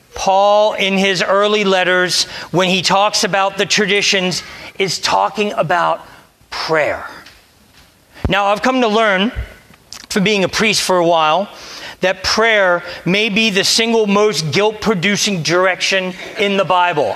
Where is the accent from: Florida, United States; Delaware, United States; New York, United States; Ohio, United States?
Delaware, United States; moved away; I'm from Delaware.